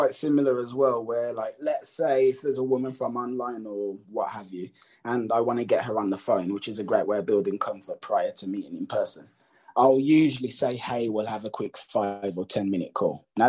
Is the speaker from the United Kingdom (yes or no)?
yes; England, United Kingdom; because we're both English